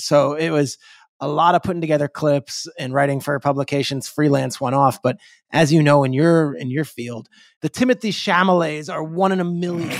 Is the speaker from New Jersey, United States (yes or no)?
yes; Freehold, New Jersey, United States; I grew up in Freehold, New Jersey, which is a town in central Jersey.